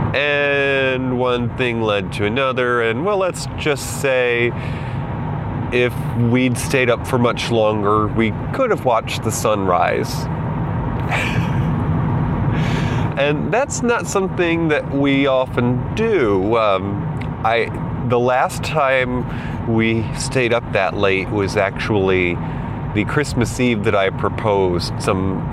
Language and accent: English; Northeast, United States; Here in the Northeast, we didn't have Walmart up until probably more than a decade ago. I grew up going to Kmart when I was in school